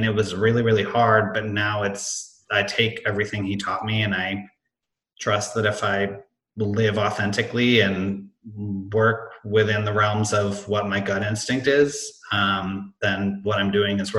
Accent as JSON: {"language": "English", "town": "Hanover", "region": "New Hampshire", "country": "United States", "tie": "born there", "said": "I was born in Hanover, New Hampshire."}